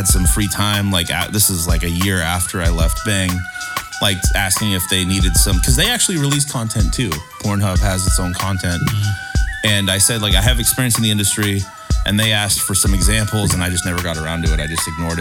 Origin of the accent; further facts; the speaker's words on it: Encinitas, California, United States; also born or lived in San Diego / Chico; I was born in San Diego. Grew up in Encinitas. Went to Chico